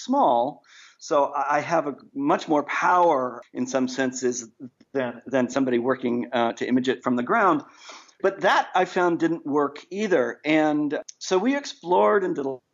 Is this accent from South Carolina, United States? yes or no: no; New York, United States; now in San Francisco, United States; I'm originally from New York